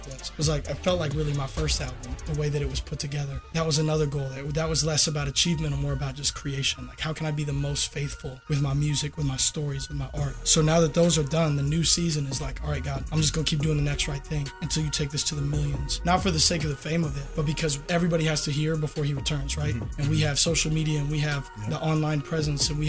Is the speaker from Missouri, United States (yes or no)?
no; Florida, United States; I'm from Florida